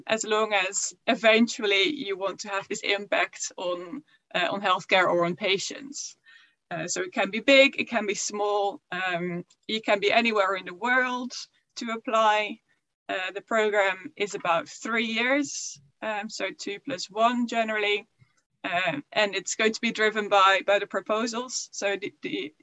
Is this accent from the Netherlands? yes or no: yes; Netherlands; moved away as an adult; also born or lived in York, United Kingdom; now in United Kingdom; I am originally from the Netherlands and then I moved to the UK for a PhD